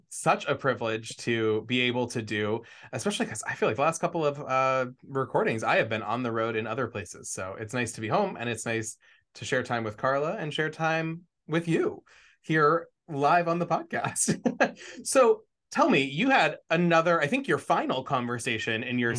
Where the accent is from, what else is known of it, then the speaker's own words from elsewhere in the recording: Washington, District of Columbia, United States; here in my hometown in Washington D.C.